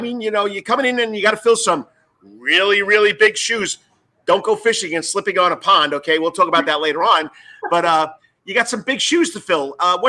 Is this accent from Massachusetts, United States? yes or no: no; Long Island, New York, United States; now in Savannah, United States; I'm coming from Long Island, New York.